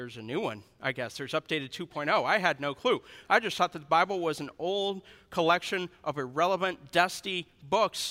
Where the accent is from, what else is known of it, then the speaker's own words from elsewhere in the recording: Missouri, United States; I'm from Missouri